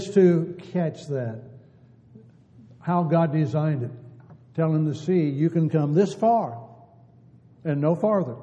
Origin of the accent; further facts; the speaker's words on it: California, United States; Growing up in California and being very close to both the ocean and the redwood trees